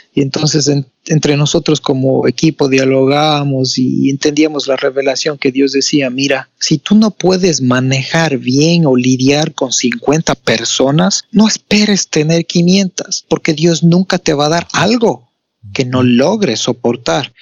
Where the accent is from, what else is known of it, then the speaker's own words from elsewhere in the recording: Ecuador; Soy de Ecuador, más no me encuentro ahora en mi país, estoy fuera del país, estoy en Boston ahora